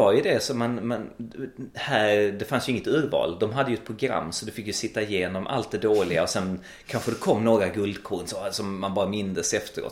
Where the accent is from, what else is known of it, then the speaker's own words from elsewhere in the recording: Malmö, Skåne, Sweden; also born or lived in Växjö / Gothenburg / Stockholm; jag är född uppvuxen i Malmö